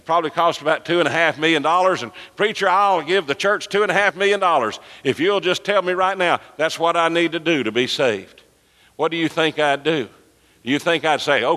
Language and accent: English; Birmingham, Alabama, United States; when I was growing up in Birmingham